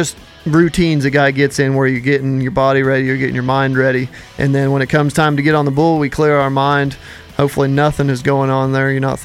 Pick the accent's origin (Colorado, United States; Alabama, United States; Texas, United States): Colorado, United States; I grew up, born and raised in Colorado.